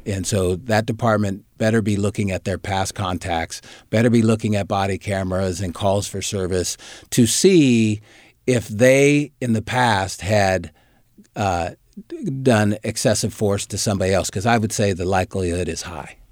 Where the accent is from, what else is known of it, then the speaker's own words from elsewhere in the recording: Sacramento, California, United States; growing up in Oak Park and being raised, uh, by my mom